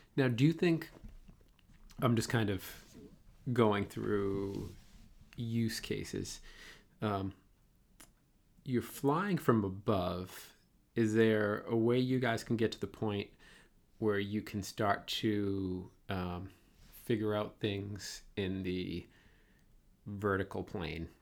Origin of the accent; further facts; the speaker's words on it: Boston, Massachusetts, United States; accent: Boston; my Boston accent